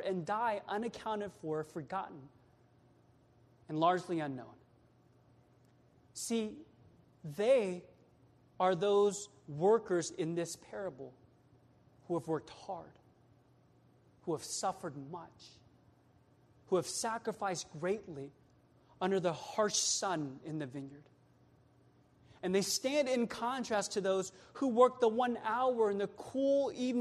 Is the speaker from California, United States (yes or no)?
yes; Sacramento, California, United States; now in Bay Area, United States; I'm from Sactown, born and raised there